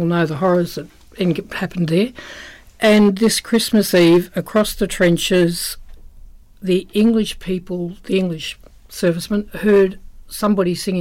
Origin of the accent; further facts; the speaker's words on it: Melbourne, Victoria, Australia; moved away as an adult; now in Colac, Australia; I'm from Essendon, although my great grandparents were from this area